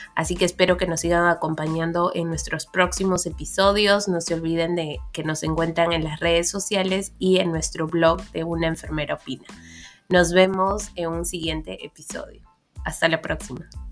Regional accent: Peru; also born or lived in Quebec, Canada; now in Switzerland; vengo de Perú, pasando por Canadá

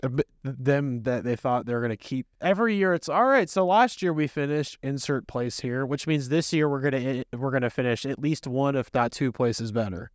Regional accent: United States; as an American

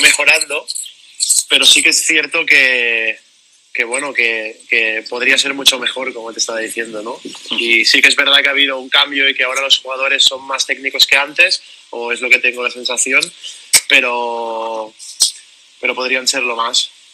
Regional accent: Barcelona, Catalonia, Spain; soy de Barcelona, vivo en Barcelona

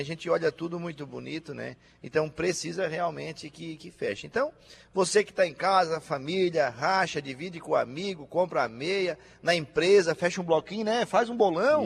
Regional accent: Balneário Arroio do Silva, Santa Catarina, Brazil; eu sou do Arroio do Silva

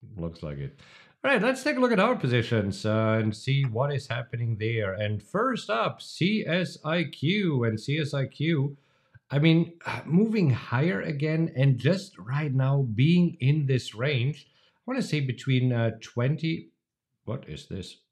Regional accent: Germany; moved away; a tradition that I grew up with in Germany.

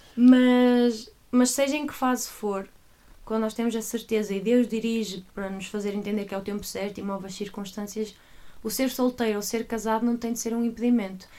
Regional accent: Águas Santas, Norte, Portugal; now in Coimbra, Portugal; sou do Porto. Atualmente vivo em Coimbra e estou em Coimbra e sou de Coimbra, mas sou originalmente de uma pequena terra chamada Águas Santas

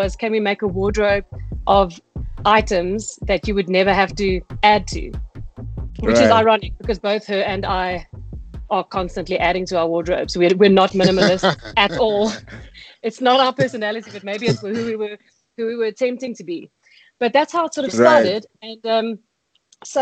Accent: Pretoria, Gauteng, South Africa; I'm originally from Pretoria, and I have, I'm Afrikaans, I've got Afrikaans parents

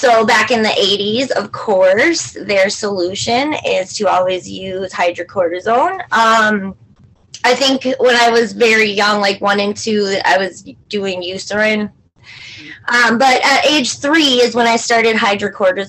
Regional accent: St. Cloud, Minnesota, United States; I am from St. Cloud, Minnesota. I've lived here all of my life.

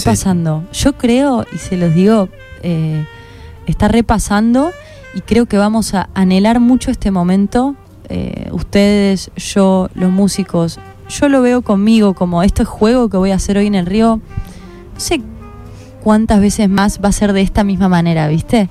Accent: Córdoba, Argentina; moved away as an adult; now in Buenos Aires, Argentina; yo soy de Córdoba

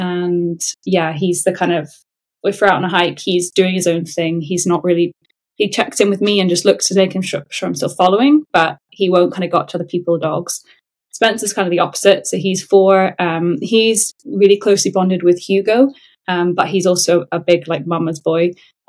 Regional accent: Qatar; also born or lived in England, United Kingdom; So I was born in England, but my parents had met and lived in the Middle East in Qatar. So at 6 weeks old, I then went to Qatar with them.

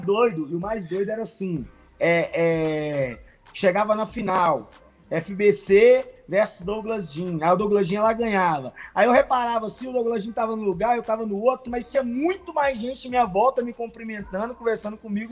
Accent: Santa Luzia, Minas Gerais, Brazil; eu sou de Santa Luzia

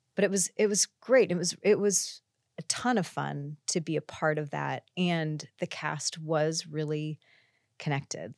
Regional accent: Iowa, United States; moved away as an adult; also born or lived in California; I came out from Iowa to a college in California

